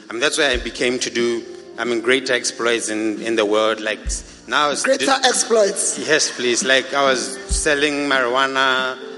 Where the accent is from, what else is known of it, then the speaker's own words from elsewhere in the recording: Botswana; This is Botswana.